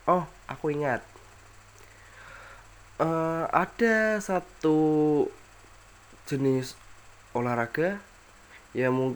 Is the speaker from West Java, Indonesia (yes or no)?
no; Semarang, Central Java, Indonesia; aku ini asli Semarang ya Jawa Tengah ibu gue berasal dari Semarang dan bapak gue berasal dari Pemalang Jawa Tengah juga lah